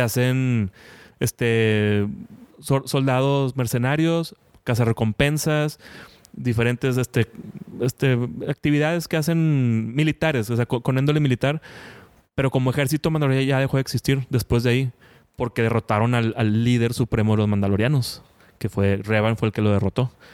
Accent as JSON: {"language": "Spanish", "town": "Monterrey", "region": "Nuevo León", "country": "Mexico", "said": "Yo que soy aquí de Monterrey"}